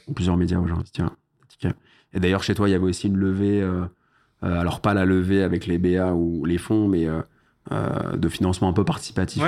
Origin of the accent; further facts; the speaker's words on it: Paris, Île-de-France, France; je suis né à Paris